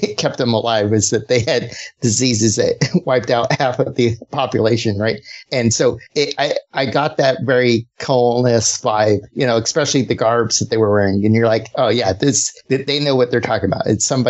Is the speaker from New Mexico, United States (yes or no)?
yes; New Mexico, United States; I grew up in New Mexico, right?